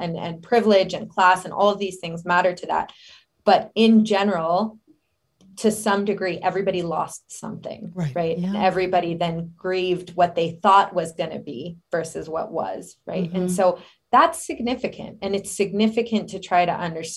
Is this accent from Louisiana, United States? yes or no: no; Denver, Colorado, United States; also born or lived in Philadelphia; I am originally from Colorado, born in Denver.